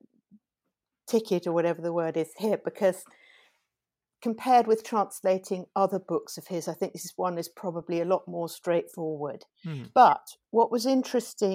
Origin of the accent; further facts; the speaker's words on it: England, United Kingdom; as a British translator, I had the advantage of having grown up reading things like Buchan and Robert Louis Stevenson